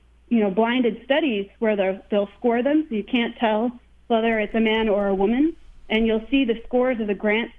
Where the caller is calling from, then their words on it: Washington, District of Columbia, United States; Washington, D.C.